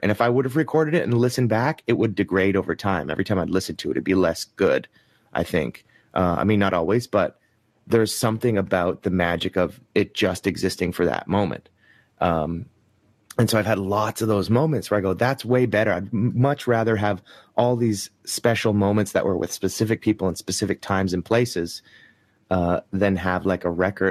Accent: Ottawa, Ontario, Canada; also born or lived in Toronto / Montreal; I grew up in Ottawa, which is like the capital

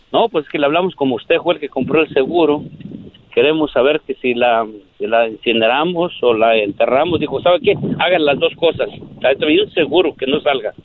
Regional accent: Michoacán, Mexico; also born or lived in Yahualica, Jalisco; ahí crecimos

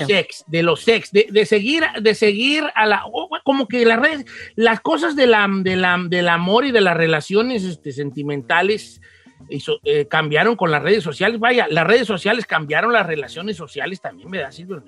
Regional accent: Mexico; soy mexicano, pero español de corazón

